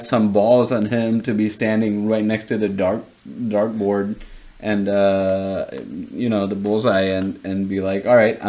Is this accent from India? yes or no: yes; India; as an Indian viewer